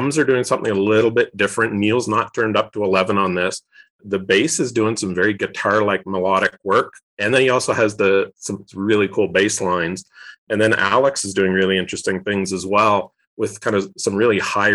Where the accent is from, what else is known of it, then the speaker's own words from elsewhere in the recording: Eastern Canada, Canada; moved away as an adult; also born or lived in Alberta; now in United States; I grew up in Eastern Canada, and then for grad school, I went out west to Alberta. And then in 2003, I moved to the US.